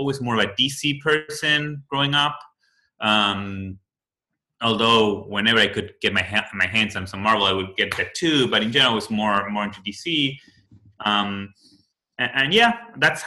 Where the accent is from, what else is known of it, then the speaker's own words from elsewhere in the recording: Buenos Aires, Argentina; English is a second language; moved away; So I'm originally from Argentina, from Buenos Aires.